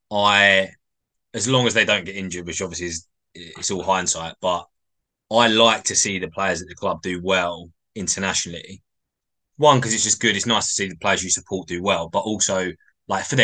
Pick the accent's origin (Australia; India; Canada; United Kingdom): United Kingdom; England; I think as English England fans, you know, we, we can't be picky.